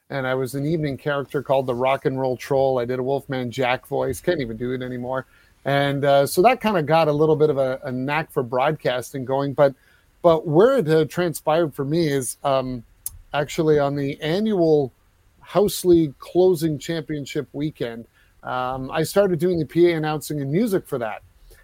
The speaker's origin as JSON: {"language": "English", "town": "Newmarket", "region": "Ontario", "country": "Canada", "tie": "born or raised there", "said": "came into Newmarket when he was in the AHL in my hometown."}